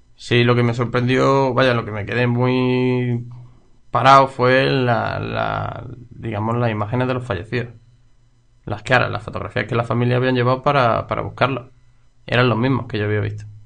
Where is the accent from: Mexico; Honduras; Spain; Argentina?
Spain; Loja, Andalusia; en mi ciudad, mi pueblo